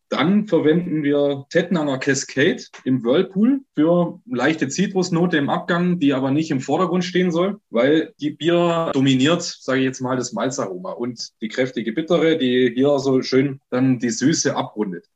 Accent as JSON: {"language": "German", "area": "Black Forest", "region": "Baden-Württemberg", "country": "Germany", "tie": "born or raised there", "also_born_or_lived": "Lake Constance", "said": "geboren und aufgewachsen im Schwarzwald"}